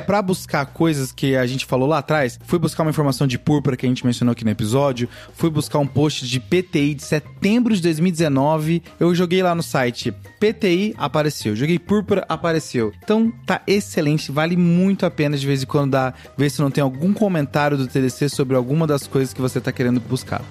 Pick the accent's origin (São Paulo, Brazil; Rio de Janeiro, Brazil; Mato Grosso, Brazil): Mato Grosso, Brazil; Cáceres; moved away; minha cidade natal. Opa. Opa! Cáceres, Mato Grosso